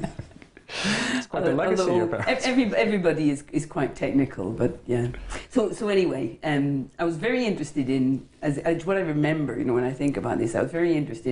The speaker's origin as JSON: {"language": "English", "town": "Belfast", "region": "Northern Ireland", "country": "United Kingdom", "tie": "born or raised there", "moved": "yes", "lives_now": "London, United Kingdom", "said": "So I grew up in Belfast, in Northern Ireland"}